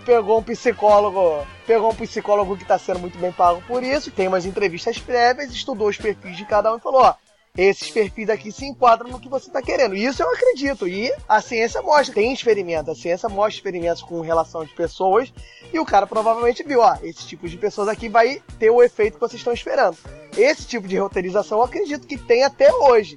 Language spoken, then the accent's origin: Portuguese; Brazil; nós somos brasileiros